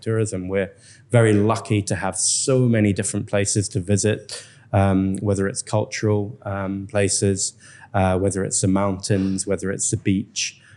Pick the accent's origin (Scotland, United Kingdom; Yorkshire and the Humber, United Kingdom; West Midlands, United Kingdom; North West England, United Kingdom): Scotland, United Kingdom; moved away as an adult; now in Vietnam; a Scotsman